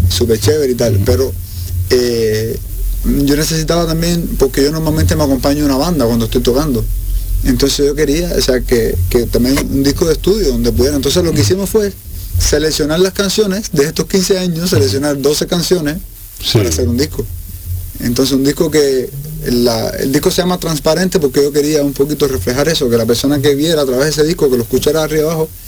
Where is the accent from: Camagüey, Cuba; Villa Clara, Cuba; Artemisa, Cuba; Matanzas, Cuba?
Matanzas, Cuba; Cárdenas; now in Havana, Cuba; yo no nací en La Habana, yo nací en una ciudad que está en otro lugar de Cuba, que se llama Cárdenas.